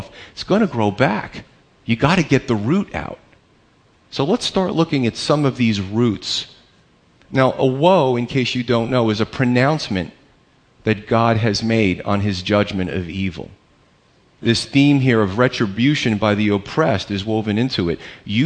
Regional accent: United States; We're Americans

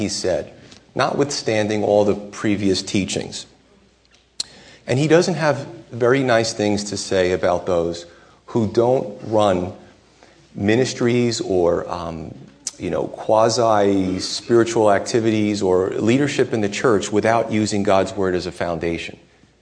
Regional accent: United States; as American Christians

